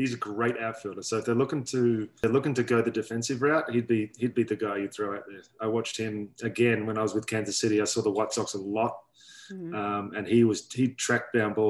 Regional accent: Australia; I'm Australian.

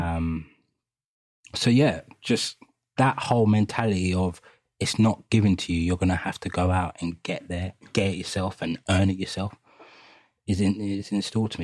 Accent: London, United Kingdom; we grew up in East London, Hackney

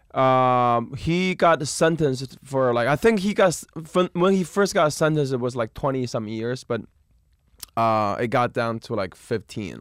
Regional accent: Beijing, China; moved away; I'm from Beijing.

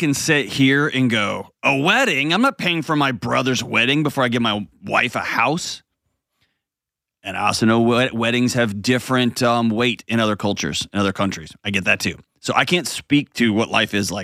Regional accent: United States; as an American

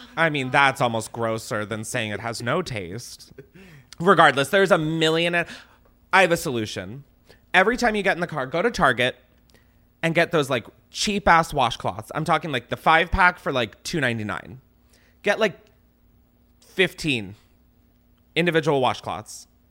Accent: East Coast, United States; moved away as an adult; now in Los Angeles, United States; I grew up on the East Coast, so I am three thousand miles away from my family

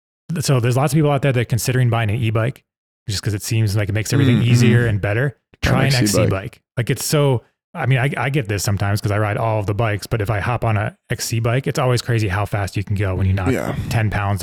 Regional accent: East Coast, United States; Yeah, and I grew up on the East Coast, which is more not as steep as here, but we have tons of roots, and it's kind of more techy

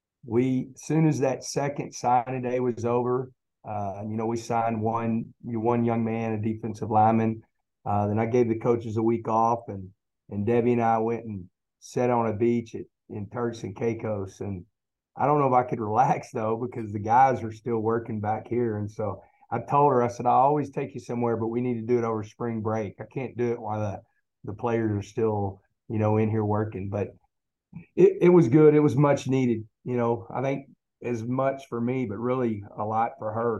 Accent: Texas, United States; I'm a Texan

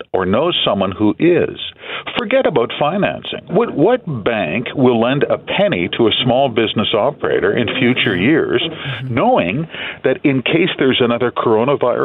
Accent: Manitoba, Canada; my home province, I'm from Manitoba, Arlene, it's a poor province. I went to school in a trailer in the bush

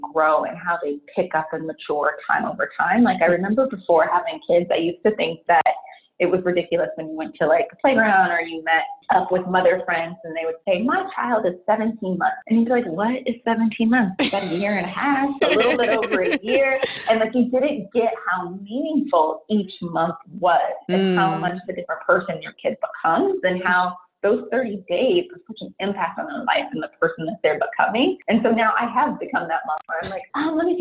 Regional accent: San Francisco Bay Area, California, United States; born and raised in the San Francisco Bay Area

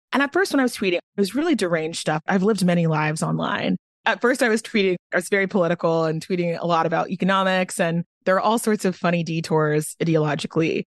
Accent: Garland, Texas, United States; also born or lived in Nigeria; grew up in Texas, and I went to S M U

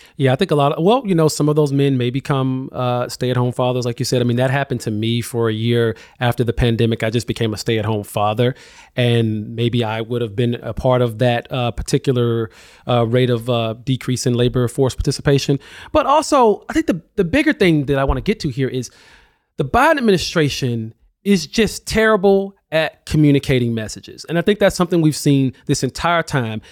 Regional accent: Alabama, United States; now in New York, United States; I'm not from Bessemer, but I'm from Alabama

